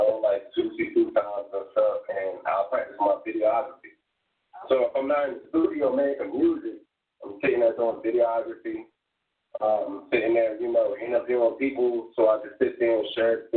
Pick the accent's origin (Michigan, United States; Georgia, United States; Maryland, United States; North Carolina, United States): North Carolina, United States; Durham; also born or lived in Atlantic City, New Jersey; I'm from Jersey, Atlantic City, once again, but you know, I was raised out here in Durham, North Carolina, back and forth.